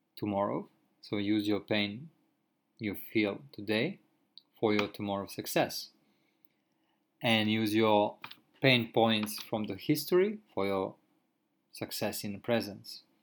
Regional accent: Croatia; moved away as an adult; now in Japan; in my home country, I used to drive a car almost every day for a couple of hours, and I have never had any car accident. And when I came in Japan, like uh, because there is no contract between my country and which is Croatia and Japan

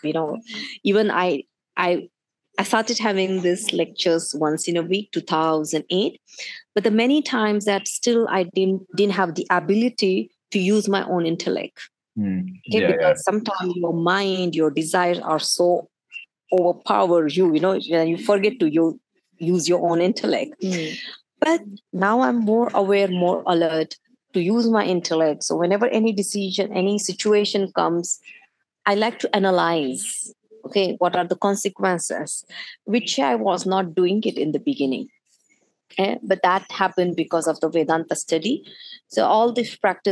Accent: India; being in Indian, born in India

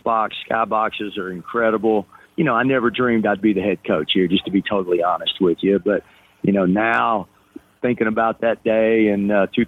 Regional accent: Jefferson County, East Tennessee, United States; also born or lived in Maryville, Tennessee; now in Johnson City, United States; I am an East Tennessee guy and grew up in Jefferson County in East Tennessee

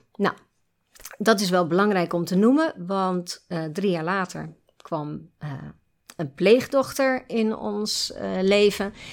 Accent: Nieuwerkerk aan den IJssel, South Holland, Netherlands; moved away as an adult; also born or lived in Gouda / Breda; Ik ben mhm. geboren in Gouda, opgegroeid in Nieuwkerk en IJssel

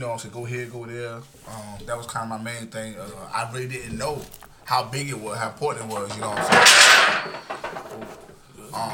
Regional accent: Norfolk, Virginia, United States; I'm from Norfolk

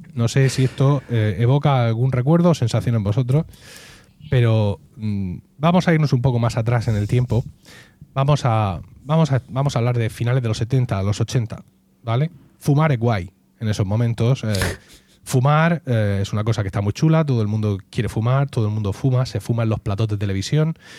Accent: Region of Murcia, Spain; soy murciano

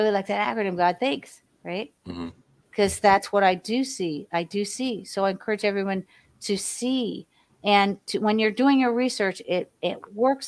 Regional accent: Miami, Florida, United States; also born or lived in Hollywood, Florida; I was raised in Ives Estates in Miami, Florida

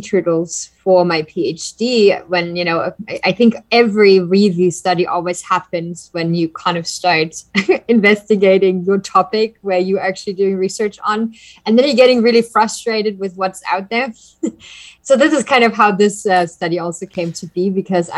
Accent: Germany; moved away as an adult; also born or lived in Texas; now in Costa Rica; I am originally from Germany

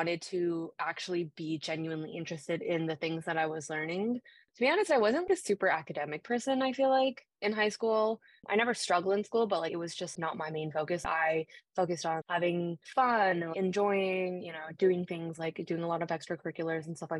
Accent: Mississauga, Ontario, Canada; I'm from Mississauga, so I knew that I didn't want to commute to school

